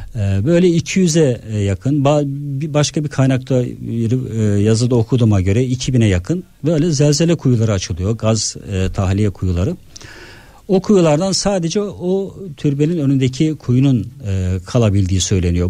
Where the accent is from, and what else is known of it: Trabzon, Turkey; moved away as an adult; now in Istanbul, Turkey